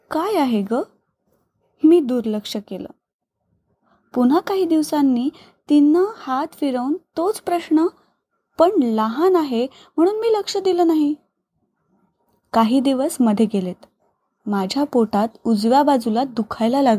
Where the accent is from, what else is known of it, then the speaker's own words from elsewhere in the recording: Pune, Maharashtra, India; now in Panaji, India; सध्या पणजी गोवा येथे वास्तव्यास आहे माझं माहेर पुण्याला तिथून शेगावची पालखी जायची